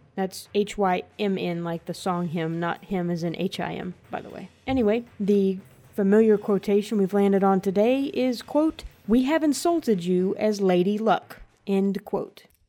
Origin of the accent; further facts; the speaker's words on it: Southern United States, United States; As a Southerner